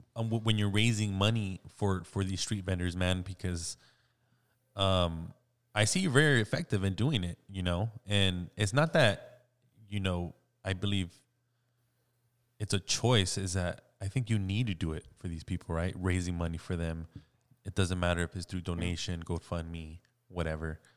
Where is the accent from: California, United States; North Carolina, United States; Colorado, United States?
California, United States; South Gate; I grew up in Southgate